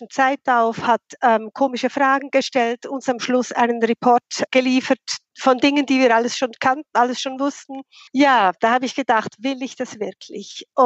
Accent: Bern, Switzerland; now in Zürich, Switzerland; Also, ich bin Schweizerin, wie man das gut hört ursprünglich von Bern, der Hauptstadt, bin dann wegen dem Job nach Zürich gegangen.

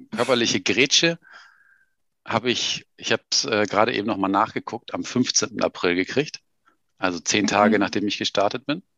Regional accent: Germany; wir kommen beide irgendwie aus Deutschland

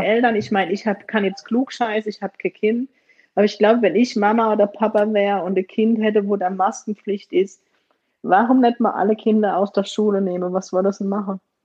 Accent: Germany; Aber ich bin in Deutschland geboren

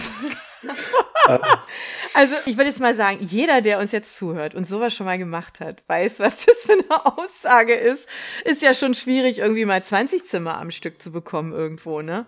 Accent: Berlin, Germany; dass ich ja kein Stuttgarter bin. Ja, ich komme aus Berlin

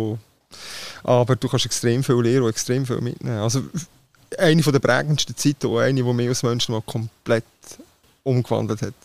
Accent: Switzerland; ich komme aus der Schweiz

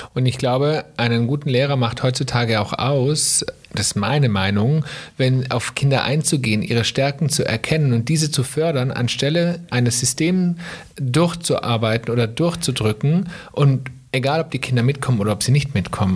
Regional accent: Germany; bei uns in Deutschland

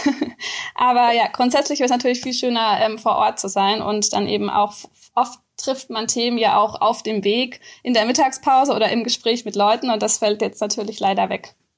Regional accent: Odenwald, Baden-Württemberg, Germany; moved away as an adult; now in Lindau, Germany; ursprünglich genau komme ich aus dem Odenwald. Das liegt im Norden von Baden-Württemberg und da bin ich aufgewachsen

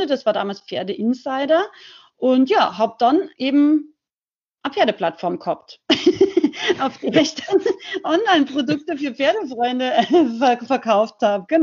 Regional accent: Salzburg, Austria; now in Unterhaching, Germany; ich bin ursprünglich aus Rauches, aber lebe schon ganz lange äh, in Unterhaching bei München

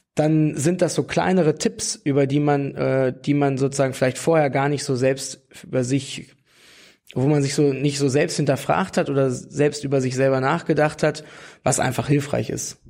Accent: Barsinghausen, Lower Saxony, Germany; also born or lived in New Zealand; komme aus Barsinghausen, das liegt im Umland von Hannover, ungefähr so eine 25 Minuten, eine halbe Stunde vor Hannover und äh, bin da groß geworden

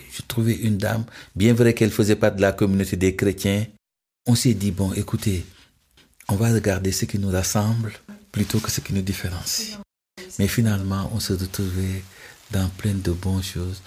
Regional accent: Senegal; Je suis musulman, je suis sénégalais, je suis dans les valeurs de mon terroir

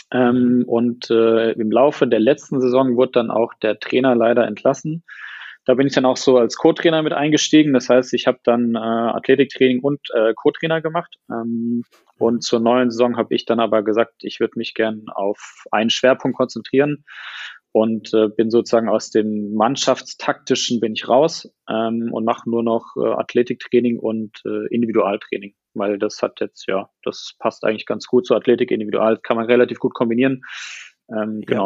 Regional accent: Heidelberg, Baden-Württemberg, Germany; ähm, ich komme aus Heidelberg, bin ja jetzt im Januar 31 geworden

